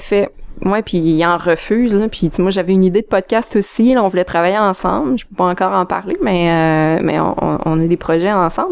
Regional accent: Abitibi, Quebec, Canada; moved away as an adult; also born or lived in Montreal; je viens de l'Abitibi

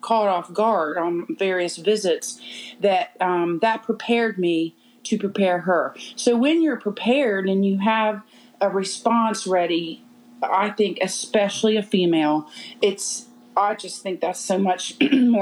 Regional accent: Charleston, South Carolina, United States; moved away as an adult; now in Spartanburg, United States; I grew up in Charleston

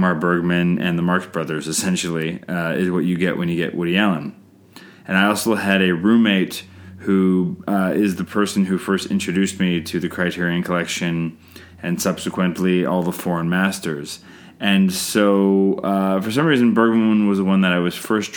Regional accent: Canada; I'm Canadian filmmaker

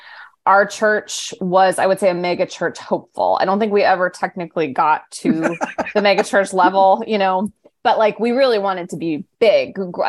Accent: Midwest, United States; now in New York City, United States; I'm a Midwesterner through and through, that happens to be living in New York City.

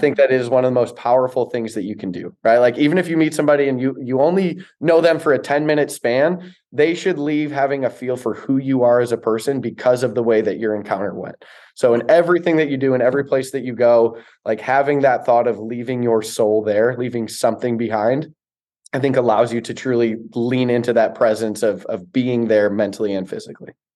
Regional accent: Chicago, Illinois, United States; I grew up in Chicago

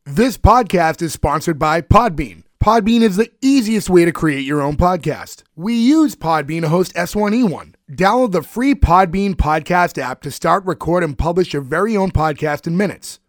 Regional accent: Boston, Massachusetts, United States; we're all from the Boston area.

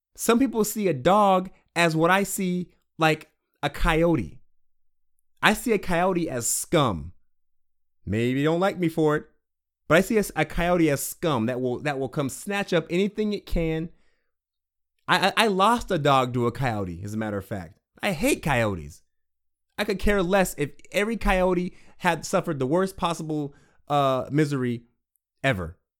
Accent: Washington, United States; I'm from Washington State

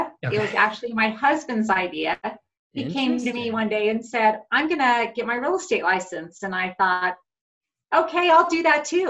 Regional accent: Los Angeles, California, United States; moved away as an adult; now in Colorado Springs, United States; I was actually born and raised in California.

